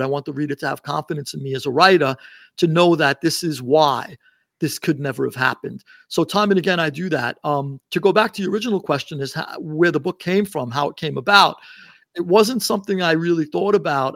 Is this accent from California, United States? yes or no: no; New York City, New York, United States; now in Sarasota, United States; I grew up in Queens, and, uh, one of the five boroughs in New York